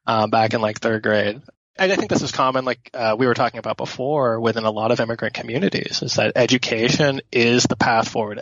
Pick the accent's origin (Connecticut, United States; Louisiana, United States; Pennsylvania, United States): Pennsylvania, United States; Pittsburgh; I grew up in Pittsburgh